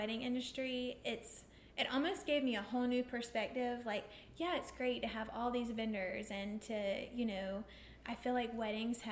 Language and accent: English; Southport, North Carolina, United States; we are from Southport